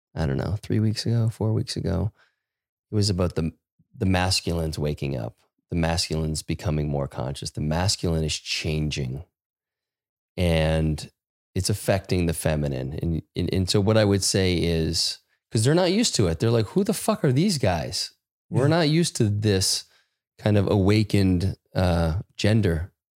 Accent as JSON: {"language": "English", "country": "United States", "said": "I felt this shame about being an American"}